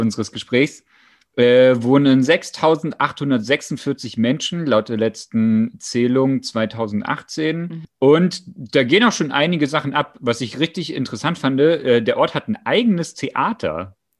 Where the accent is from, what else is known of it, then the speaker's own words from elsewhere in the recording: East Germany, Germany; Für mich als Ossi